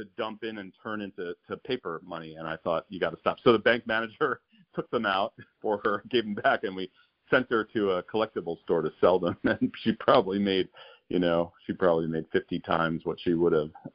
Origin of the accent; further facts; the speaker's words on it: New York City, New York, United States; I spent a few years in the Bronx before we moved further from New York City